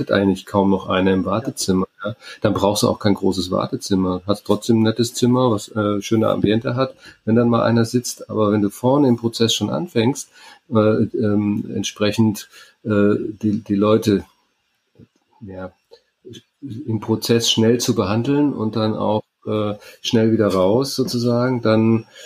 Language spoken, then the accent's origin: German; Baden-Württemberg, Germany; Aber so als Schwabe wäre ich immer dafür, möglichst viel Auslastung, möglichst viel ähm, äh, aus einem Quadratmeter rauszuholen.